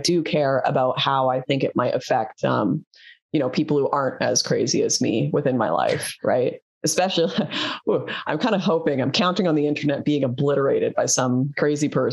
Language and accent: English; Canada; I'm Canadian